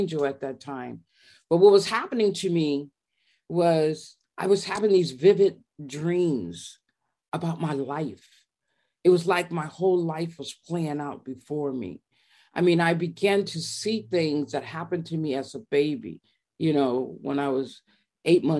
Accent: Monrovia, California, United States; also born or lived in Long Beach, California; I was raised in Monrovia, which is a little town

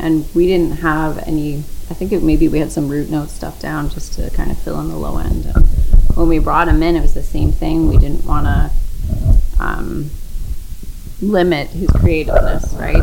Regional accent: London, Ontario, Canada; born and raised in London

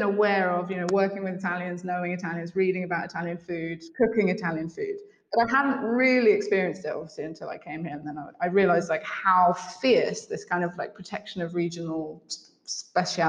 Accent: Devon, South West England, United Kingdom; moved away as an adult; also born or lived in London; now in Sardinia, Italy; I'm from Devon

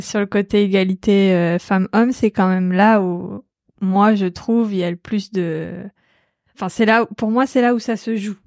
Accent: Normandy, France; je viens de Normandie

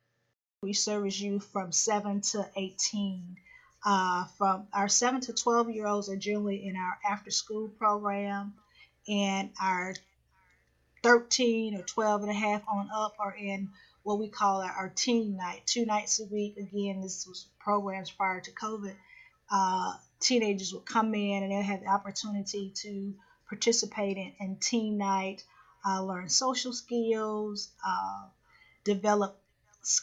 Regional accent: Crystal Springs, Mississippi, United States; moved away as an adult; also born or lived in Cleveland, Ohio; I was born and raised, actually, I'm originally from Crystal Springs, Mississippi, on the other side of Jackson

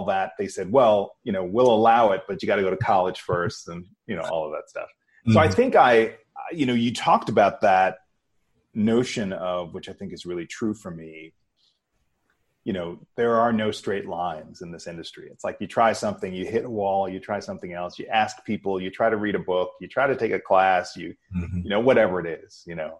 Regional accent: New York City, New York, United States; I grew up in New York

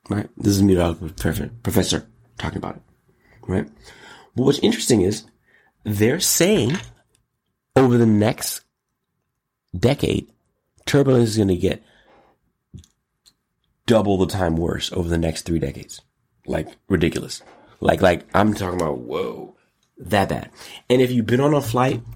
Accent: United States; I'm also an American

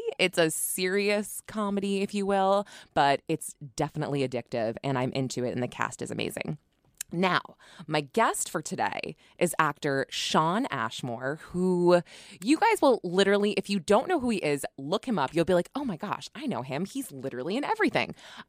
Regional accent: New Hampshire, United States; moved away as an adult; now in New York City, United States; I live in New York City and everyone's like, are you from New York? And I'm actually from New Hampshire, but I went to college here. So I always say, well, I'm 36. I moved here when I was 18. So kind of half and half.

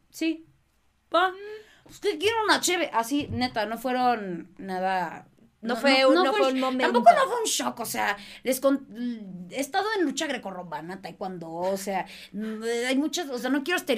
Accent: Boston, Massachusetts, United States; born there; Nací en Boston.

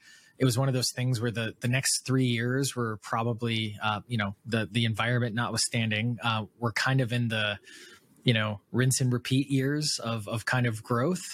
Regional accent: Wisconsin, United States; moved away; I grew up in Wisconsin, in a town with more cows than people

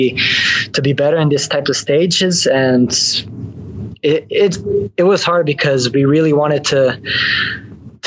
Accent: Canada; I was born in Canada

